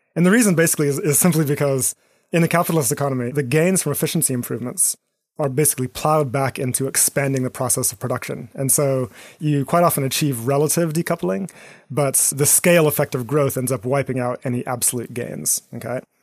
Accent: Eswatini; moved away; my backgrounds growing up in Eswatini in southern Africa

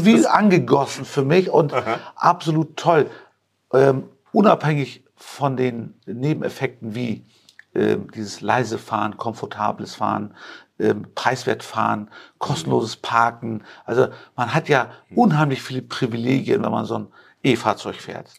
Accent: Hamburg, Germany; also born or lived in Turkey; now in Rosengarten, Germany; ich bin ja äh, gebürtig türkisch, aber ich bin ein Hamburger Jung. Ich war ja. seit meinem dritten Lebensjahr bin ich also in Hamburg groß geworden, in Eimsbüttel

